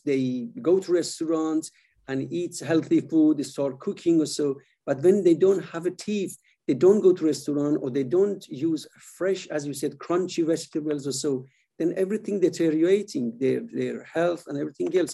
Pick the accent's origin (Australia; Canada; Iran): Iran; moved away as an adult; also born or lived in Sweden; was born in Iran and uh, I moved when I was quite young to Sweden to study